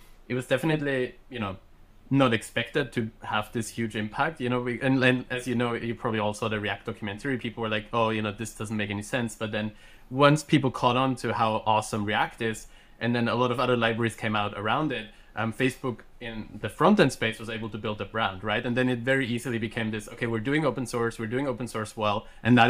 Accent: Austria; first language German; English is a second language; I grew up in Austria, so my native language is German.

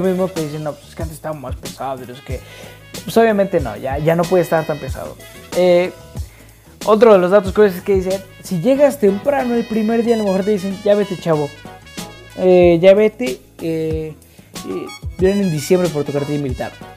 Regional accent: Mexico; soy de México

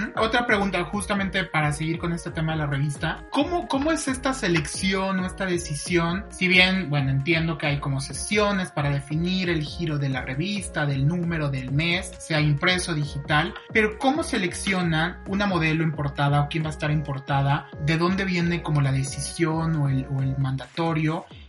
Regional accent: Mexico; como mexicanos

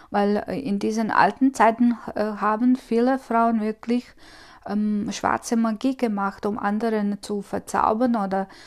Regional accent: Croatia; ich komme aus Kroatien und das, das, ich glaube, dass keine andere Freundin von mir das erlebt hat, was ich es erlebt habe.

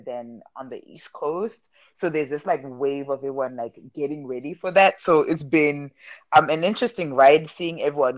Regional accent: Zimbabwe; moved away as an adult; also born or lived in Michigan; now in New York, United States; I'm originally from Zimbabwe, currently in New York, former Michigan State fam

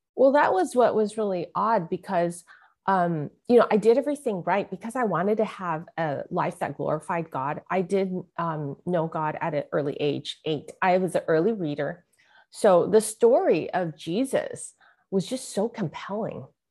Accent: San Francisco, California, United States; I was born in San Francisco, Chinatown, and my mother was a mail order bride from Hong Kong

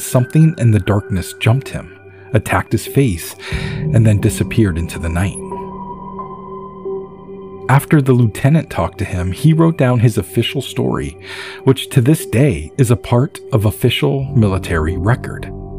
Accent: California, United States; I grew up in Northern California and have seen coyotes, bears, deer, fox, and mountain lions.

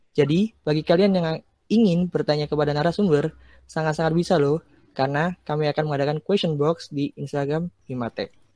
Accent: Gresik, East Java, Indonesia; asalku dari Gresik.

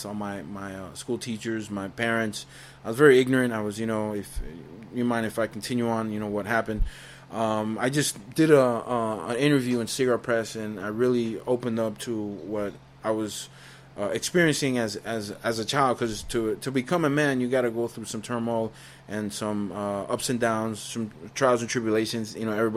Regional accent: United States; now in Estelí, Nicaragua; I grew up in the States. I migrated in 78, 79. I was born 75

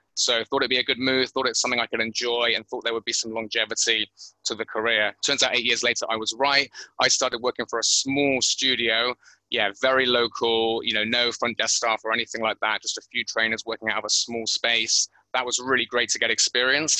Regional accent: Bristol, South West England, United Kingdom; moved away as an adult; now in Thailand; born and bred in Bristol

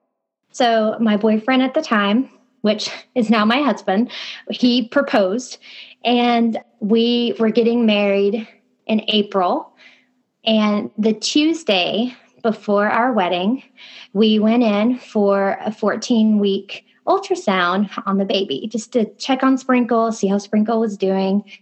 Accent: Kentucky, United States; I had just moved to a new city, 2 hours away from my hometown in Kentucky

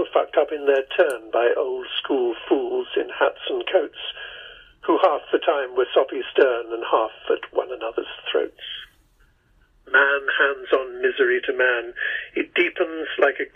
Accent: England, United Kingdom; moved away; so I'm an Englishman

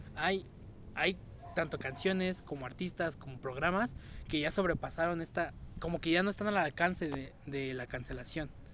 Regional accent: Mexico; Como mexicanos

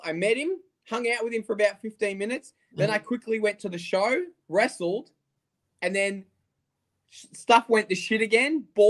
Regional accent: Melbourne, Victoria, Australia; moved away as an adult; now in Adelaide, Australia; I was born and raised in Melbourne.

